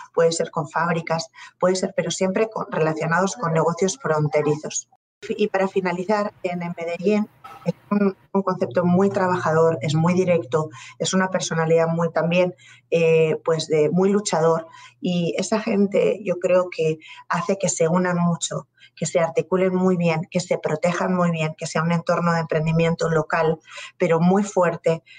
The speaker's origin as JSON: {"language": "Spanish", "country": "Spain", "also_born_or_lived": "Colombia", "moved": "as an adult"}